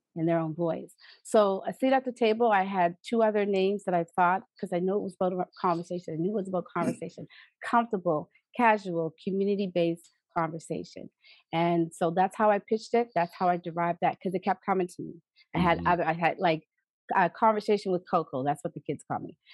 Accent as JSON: {"language": "English", "town": "East Preston", "region": "Nova Scotia", "country": "Canada", "tie": "born or raised there", "said": "I am proudly a daughter of the village of the East Preston Preston Township area, and I and I love my community."}